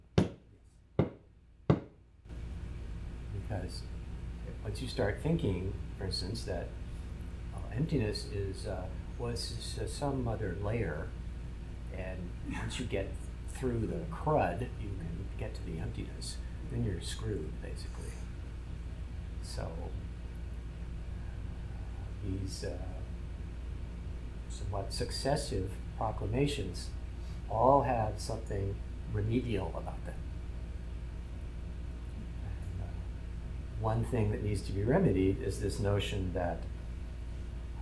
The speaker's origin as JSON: {"language": "English", "town": "Hillsborough", "region": "California", "country": "United States", "said": "my family home in Hillsborough"}